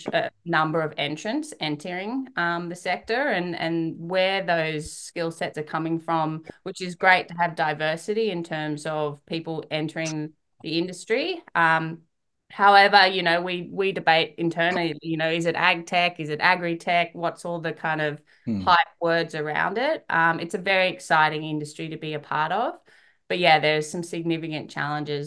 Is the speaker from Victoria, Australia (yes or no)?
no; Sydney, New South Wales, Australia; I was born and raised in Sydney